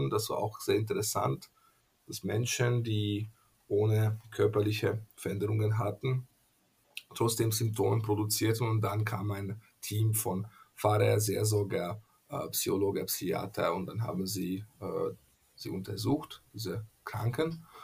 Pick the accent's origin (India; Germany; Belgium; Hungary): Hungary; first language Hungarian; German is a second language; aus den Ungarischen, also aus meiner Muttersprache, weil äh, auf Ungarisch heißt gesund äh, Egész Séges